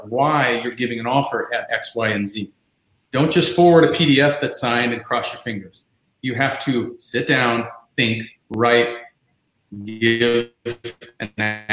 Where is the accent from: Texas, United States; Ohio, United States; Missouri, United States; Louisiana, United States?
Ohio, United States; moved away as an adult; also born or lived in Chicago; now in South Florida, United States; I moved down here from Chicago, but I'm from Ohio, born and raised